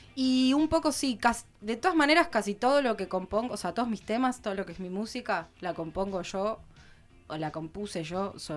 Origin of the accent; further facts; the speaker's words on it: Mar del Plata, Buenos Aires Province, Argentina; moved away as an adult; now in Lago Puelo, Argentina; soy de Mar del Plata.